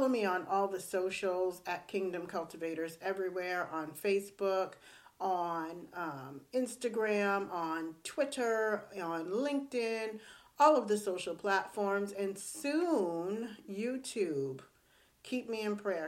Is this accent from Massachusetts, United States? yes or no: yes; Boston, Massachusetts, United States; I grew up in Boston.